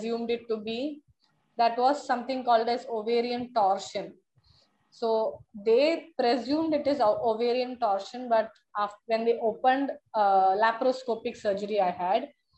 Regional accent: Chennai, Tamil Nadu, India; I hail from Chennai

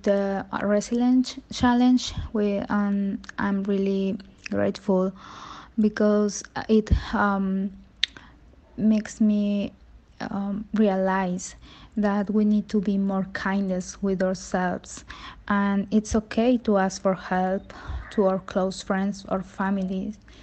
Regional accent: Veracruz, Mexico; I'm from Veracruz, Mexico.

